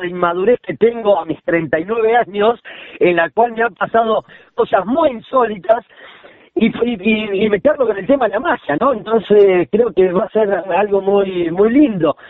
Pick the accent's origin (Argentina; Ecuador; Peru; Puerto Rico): Argentina; La Plata, Buenos Aires Province; yo soy platense